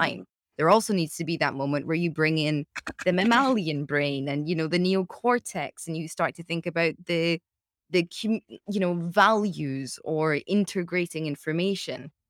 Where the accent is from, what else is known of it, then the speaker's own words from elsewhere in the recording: United Kingdom; as a Brit